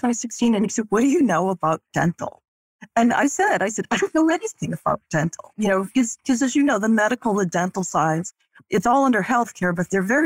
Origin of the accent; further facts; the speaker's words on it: Boston, Massachusetts, United States; moved away as an adult; now in Dallas, United States; I'm originally from Boston, Massachusetts, but I'm calling you from Dallas, Texas. So my husband and I moved here 2 years ago